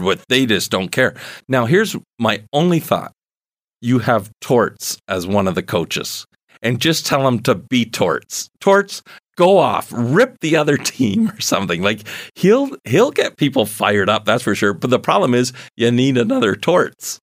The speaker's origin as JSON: {"language": "English", "country": "Canada", "said": "probably one of the most exciting events other than Grey Cups as a Canadian that I've been"}